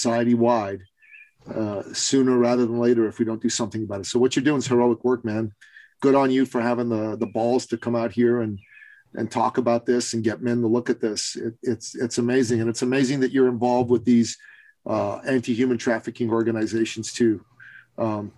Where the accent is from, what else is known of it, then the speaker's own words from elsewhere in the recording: Canada; I'm from Canada